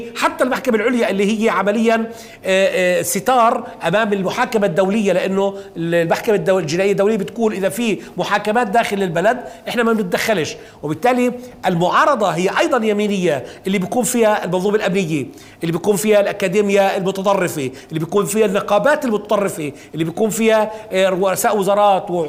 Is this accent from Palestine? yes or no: yes; Palestine; لنا كفلسطينيين محتلين